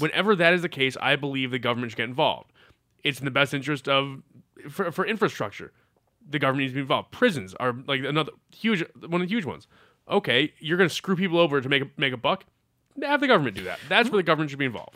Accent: Massachusetts, United States; my home state of Massachusetts

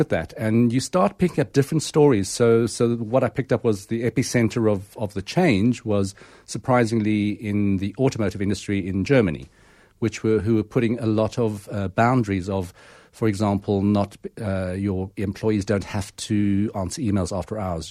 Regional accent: Pretoria, Gauteng, South Africa; growing up in Pretoria, um, in the Calvinistic hotspot in sort of the nineteen seventies and eighties

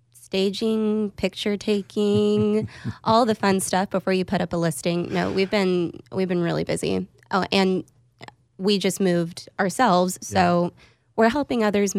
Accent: Austin, Texas, United States; But I'm actually an Austin native. I grew up here over in Lakeway.

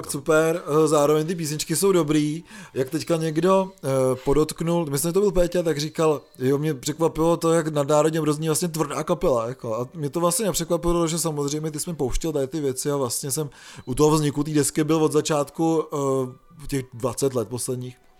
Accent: Czechia; moved away; pokud máte vztah k Šumavě třeba jako já

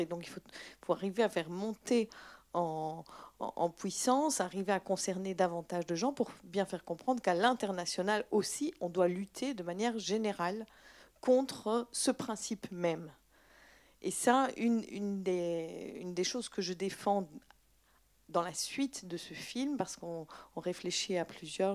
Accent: Belgium; je suis belge

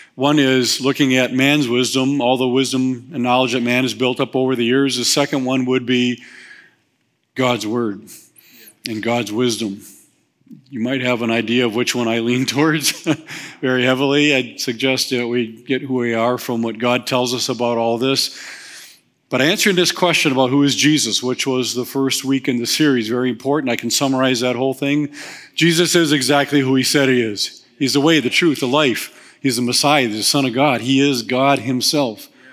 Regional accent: Waukesha, Wisconsin, United States; also born or lived in Whitewater; I was born in Waukesha.

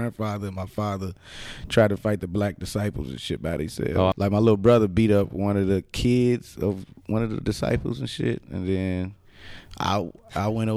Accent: Chicago, Illinois, United States; From the west side of Chicago

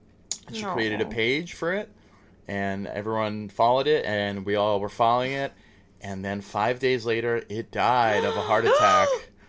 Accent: New York City, New York, United States; also born or lived in Manhattan, New York / Brewster, New York; I'm a native. I grew up in the Bronx since I was 11, and then we moved upstate to Brewster when I was 11.

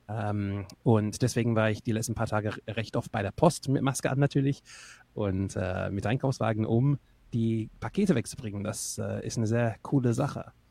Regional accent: England, United Kingdom; wo ich herkomme. Also jetzt aus einer Brücke mittlerweile, aber ähm, aufgewachsen bin ich in England, also in Nordengland.

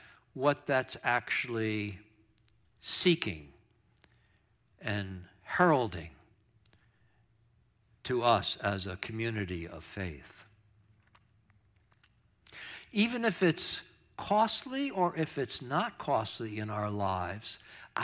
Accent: Long Island, New York, United States; moved away; growing up on Long Island, New York

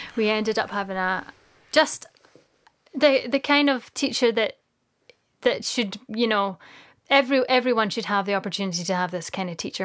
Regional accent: Dunkeld, Scotland, United Kingdom; also born or lived in Glasgow / Mull; now in Isle of Mull, United Kingdom; Dunkeld, where I'm from

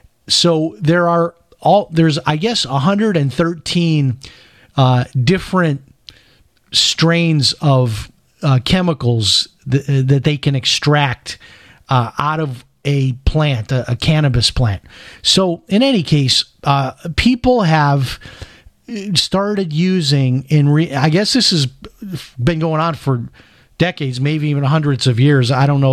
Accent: Chicago, Illinois, United States; I grew up in Chicago, so you can imagine, and they were on even worse things than that.

